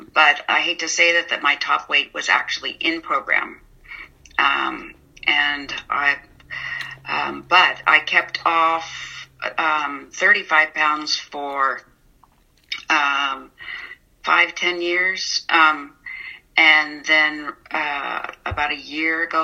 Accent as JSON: {"language": "English", "town": "San Mateo", "region": "California", "country": "United States", "tie": "born or raised there", "moved": "yes", "lives_now": "Portland, United States", "said": "I grew up in San Mateo"}